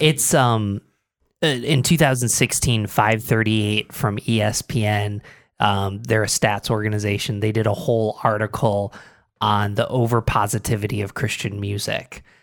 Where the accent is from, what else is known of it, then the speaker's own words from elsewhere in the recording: Binghamton, New York, United States; also born or lived in Philadelphia; now in Rochester, United States; I grew up in Binghamton, lived in Philadelphia